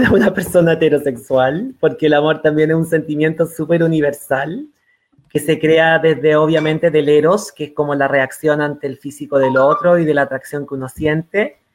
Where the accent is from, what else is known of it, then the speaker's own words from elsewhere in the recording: San Felipe, Valparaíso, Chile; estoy viviendo en el campo y soy del campo de San Felipe, de Yayay, de Catemu, de, eh, de los Andes